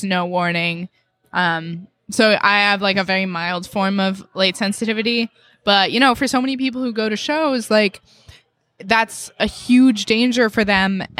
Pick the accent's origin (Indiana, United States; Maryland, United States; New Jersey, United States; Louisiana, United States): New Jersey, United States; Allendale; moved away; I'm from New Jersey originally.